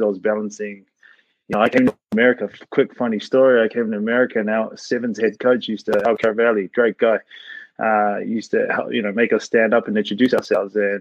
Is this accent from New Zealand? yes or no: yes; New Zealand; moved away as an adult; now in United States; my funny accent is from New Zealand. Grew up over there